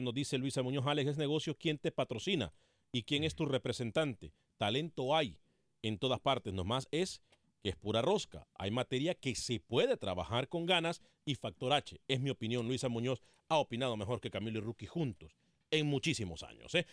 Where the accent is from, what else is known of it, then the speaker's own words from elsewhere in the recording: Honduras; now in United States; con mucho orgullo soy hondureño